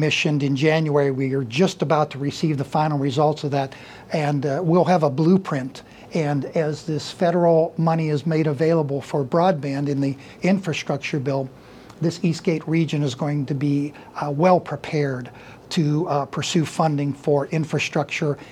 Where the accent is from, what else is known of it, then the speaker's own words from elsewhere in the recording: Youngstown, Ohio, United States; now in Howland, United States; was born in Youngstown and raised in Youngstown